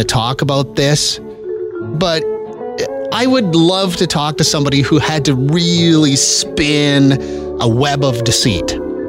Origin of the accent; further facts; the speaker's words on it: Regina, Saskatchewan, Canada; I was born in Regina